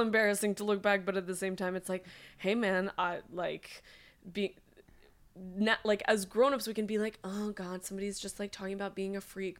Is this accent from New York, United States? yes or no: yes; New York, United States; I'm such a New Yorker.